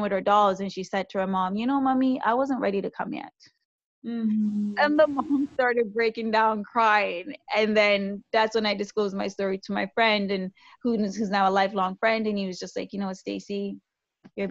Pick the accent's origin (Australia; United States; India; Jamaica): Jamaica; now in Canada; as a Jamaican woman who came here to Canada